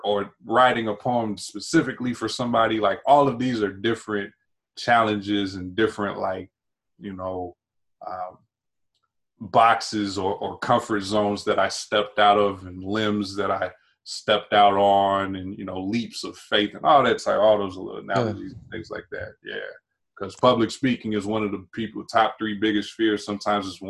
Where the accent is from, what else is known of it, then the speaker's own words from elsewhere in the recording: North Carolina, United States; also born or lived in Prince George's County, Maryland; now in Maryland, United States; I grew up in North Carolina, and I currently reside in PG County, Maryland